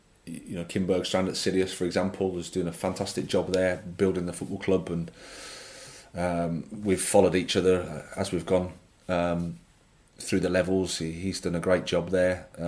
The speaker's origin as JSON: {"language": "English", "region": "England", "country": "United Kingdom", "said": "There is a bit about it that, like I say, I'm an Englishman, so I can say this."}